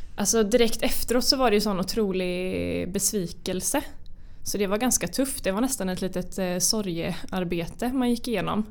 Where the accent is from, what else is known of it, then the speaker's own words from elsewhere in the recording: Karlskrona, Blekinge, Sweden; jag kommer ju från Karlskrona som är en relativt liten mm. stad.